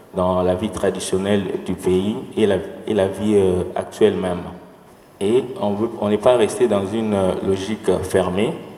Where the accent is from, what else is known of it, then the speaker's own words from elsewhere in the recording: DR Congo; en tant que Congolais